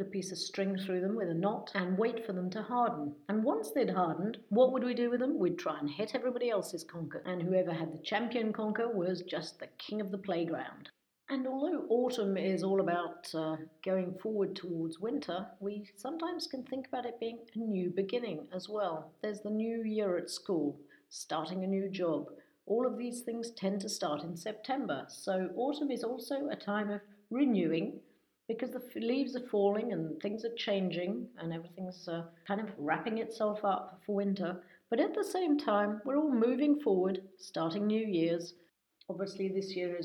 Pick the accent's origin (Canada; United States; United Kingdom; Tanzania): United Kingdom; England; now in France; I'm British, in case anybody doesn't know, or rather English